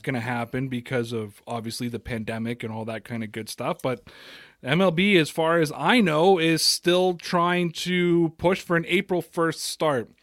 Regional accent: Toronto, Ontario, Canada; I'm from Toronto, Canada

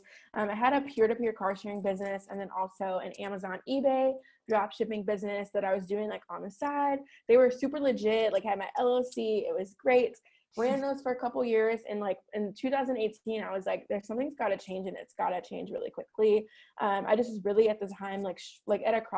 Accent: Chicago, Illinois, United States; now in Scottsdale, United States; I'm born and raised in Chicago

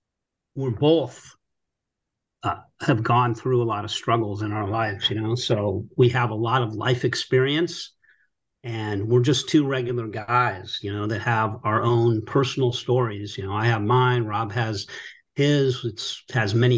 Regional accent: Los Angeles, California, United States; I grew up in Tarzana, California. It's in the suburbs of Los Angeles

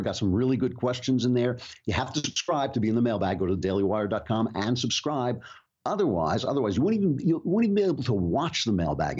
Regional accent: United States; As an American

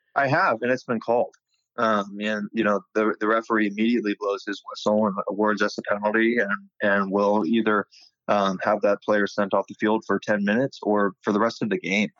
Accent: Sacramento, California, United States; also born or lived in Bay Area, California; I'm from the Sacramento area um, of Northern California. Um, just kind of born and raised

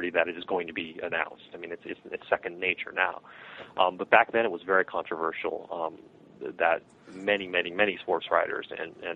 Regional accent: Chicago, Illinois, United States; born or raised there

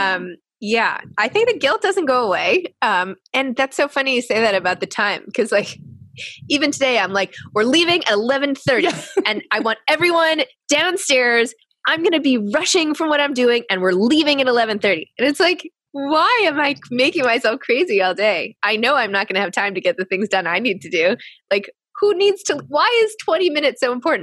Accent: New York City, New York, United States; I grew up in the New York City private school system

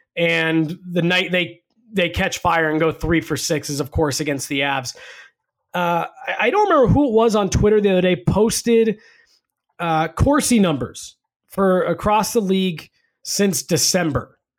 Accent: Denver, Colorado, United States; I grew up in Denver. Uh, my family moved here in 1994

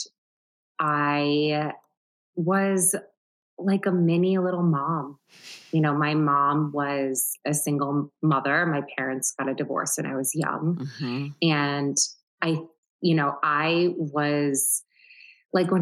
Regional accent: Syracuse, New York, United States; now in New York City, United States; I grew up in Syracuse, New York.

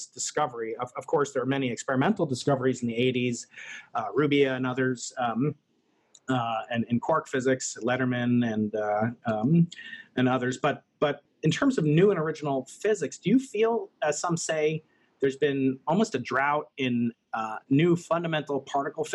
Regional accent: United States; as an American

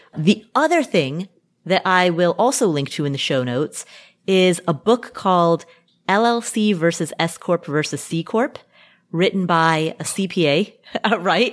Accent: United States; I am an American

